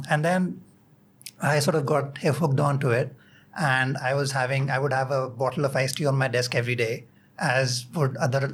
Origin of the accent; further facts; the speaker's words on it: India; also born or lived in Singapore; as an Indian